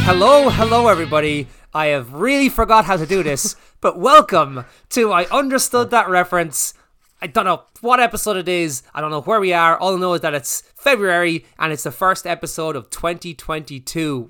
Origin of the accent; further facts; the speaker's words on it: Ireland; we're Irish